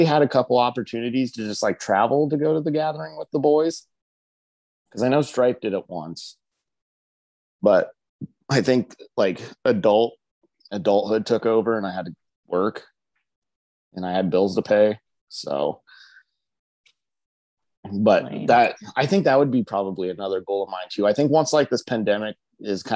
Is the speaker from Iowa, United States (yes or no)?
yes; Oskaloosa, Iowa, United States; Oskaloosa, which I really like. I mean, that's my hometown